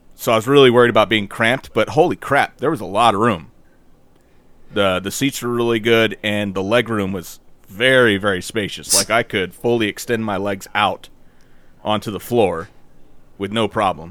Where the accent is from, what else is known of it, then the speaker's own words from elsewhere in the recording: United States; we're American